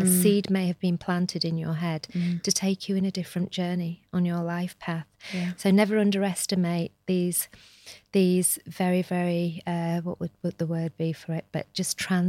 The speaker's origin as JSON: {"language": "English", "town": "Shipley", "region": "Yorkshire and the Humber", "country": "United Kingdom", "tie": "born or raised there", "said": "I am a Shipley girl, born and bred in Shipley. So I absolutely love Shipley."}